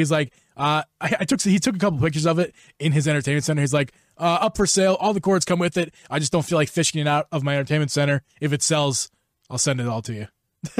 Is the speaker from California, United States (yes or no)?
no; Wyoming, United States; Melvin is from Wyoming, my home state.